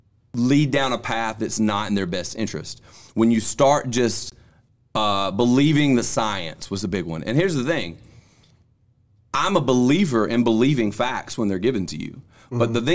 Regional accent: United States; when I look at that, and I'm like, you damn right, I'm an American.

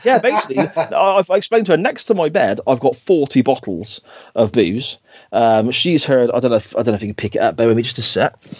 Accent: Gloucester, South West England, United Kingdom; accent: Gloucester; my Gloucester accent

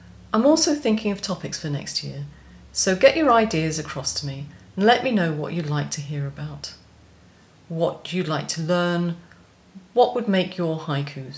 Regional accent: United Kingdom; as we're both British

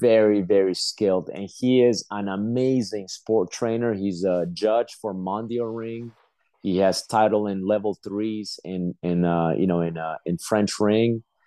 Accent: Peru; moved away; I was born in Peru.

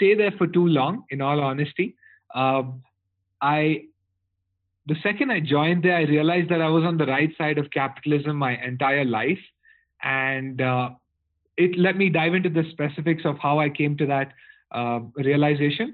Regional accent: Coimbatore, Tamil Nadu, India; also born or lived in Chennai; I'm born and brought up in Coimbatore in India.

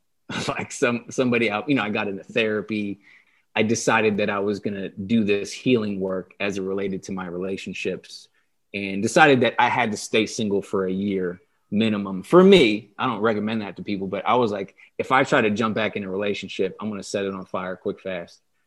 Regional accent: Delaware, United States; moved away as an adult; also born or lived in San Diego; I, I grew up in Delaware. I lived in Delaware for twenty-eight years

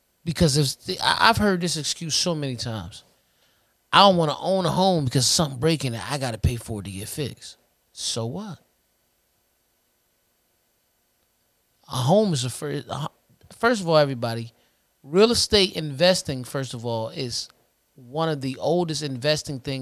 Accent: United States; Being American

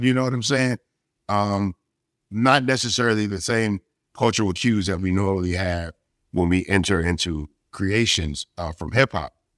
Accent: Texas, United States; for us in Texas, as a Texan

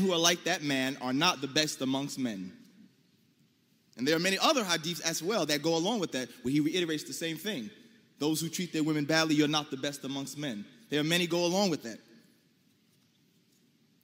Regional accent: United States; as an American Muslim

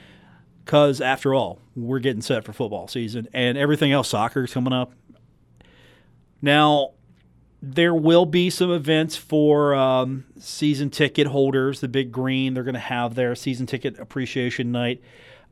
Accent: Huntington, West Virginia, United States; I'm from Huntington.

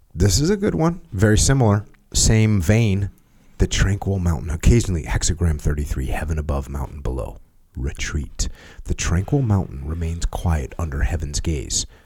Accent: United States; because I'm American, I'm a normal American

